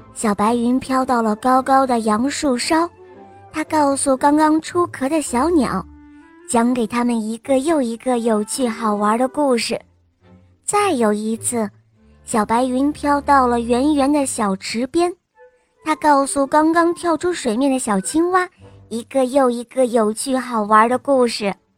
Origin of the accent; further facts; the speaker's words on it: Jinan, Shandong, China; 今年我五岁了，我来自山东济南